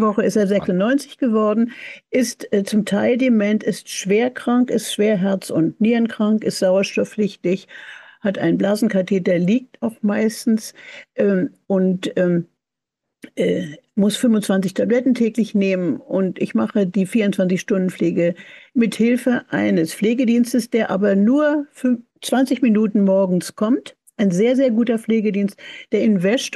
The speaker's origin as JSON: {"language": "German", "region": "Berlin", "country": "Germany", "tie": "born or raised there", "moved": "yes", "said": "ich bin 1940 in Berlin geboren, äh, aber bin ja in Berlin aufgewachsen"}